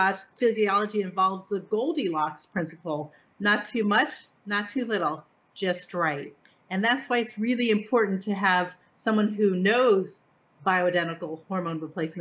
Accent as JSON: {"language": "English", "region": "Florida", "country": "United States", "tie": "born or raised there", "said": "Go to Cedar Key, which is really easy, close to my hometown. It's an hour away."}